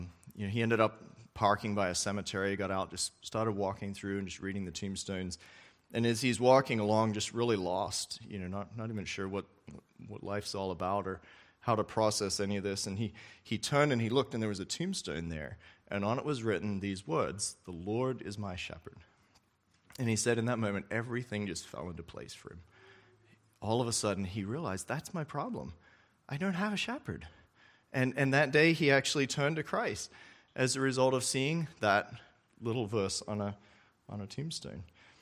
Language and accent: English; Australia; I remember when I was younger, I grew up in Australia as a missionary kid there